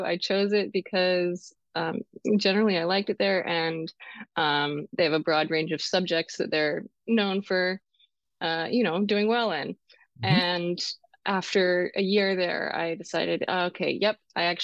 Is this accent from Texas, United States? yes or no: no; Eastern Washington, United States; I grew up in Eastern Washington